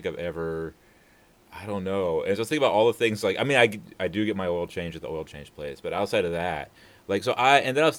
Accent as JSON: {"language": "English", "town": "Destin", "region": "Florida", "country": "United States", "tie": "born or raised there", "moved": "yes", "said": "when I was growing up in Destin"}